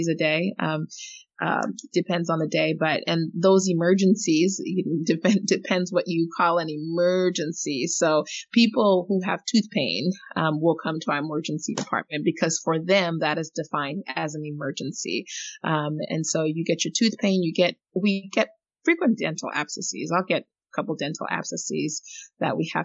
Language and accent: English; Eswatini; moved away; I grew up in Africa. I grew up in, you know, Swaziland